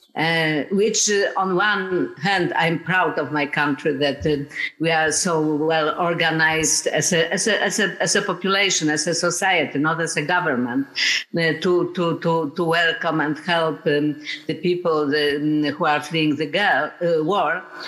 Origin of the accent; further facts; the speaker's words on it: Poland; I'm from Poland